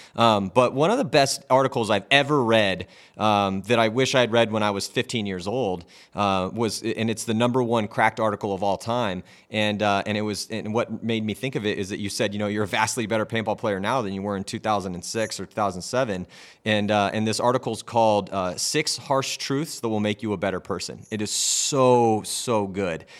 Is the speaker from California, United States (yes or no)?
yes; California, United States; I was from California